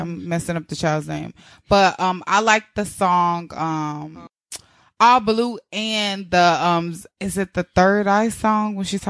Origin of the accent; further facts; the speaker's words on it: the South, United States; I'm from the South, so we listen to trap